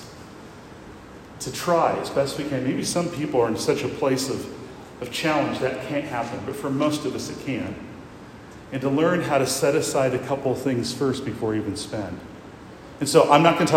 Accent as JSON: {"language": "English", "region": "Iowa", "country": "United States", "tie": "born or raised there", "moved": "yes", "lives_now": "Lexington, United States", "said": "I grew up in Iowa"}